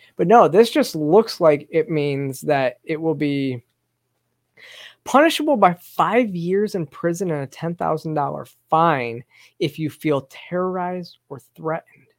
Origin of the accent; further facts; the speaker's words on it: Michigan, United States; now in Georgia, United States; this is my home state. I, am from Michigan and still have a lot of family in Michigan